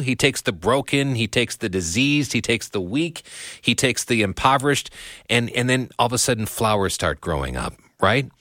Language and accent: English; United States; me as an American